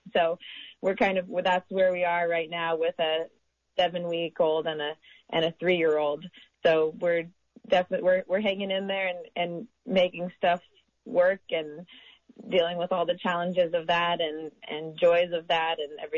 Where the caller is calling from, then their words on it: Covelo, California, United States; So I'm joining you from Round Valley up in Mendocino County, also a town known as Covelo.